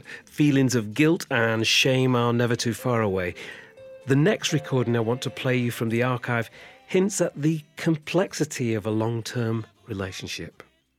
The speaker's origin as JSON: {"language": "English", "region": "England", "country": "United Kingdom", "tie": "born or raised there", "said": "I was brought up in England"}